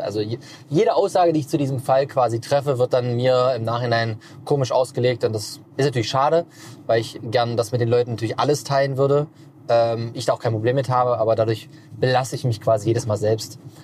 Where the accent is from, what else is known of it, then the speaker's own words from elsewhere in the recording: Magdeburg, Saxony-Anhalt, Germany; moved away as an adult; also born or lived in Stuttgart / Berlin / Potsdam; Hier bin ich geboren, aufgewachsen und bin dann mit 18 damals dann weggezogen